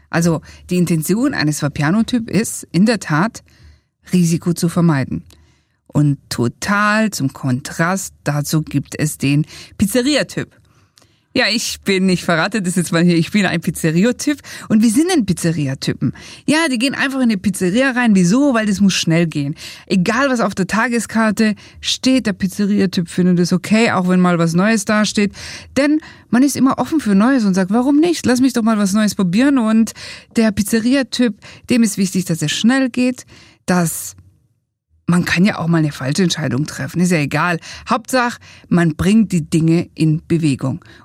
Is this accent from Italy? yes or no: yes; Italy; als wir unser Buch geschrieben haben, haben wir gesagt, ja, wir sind doch Italiener